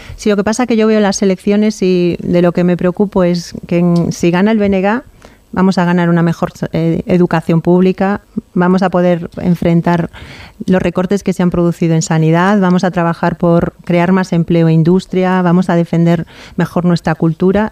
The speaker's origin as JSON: {"language": "Spanish", "region": "Galicia", "country": "Spain"}